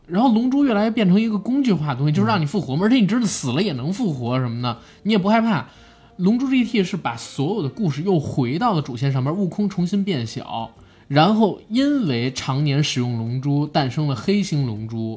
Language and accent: Chinese; China; 我们中国人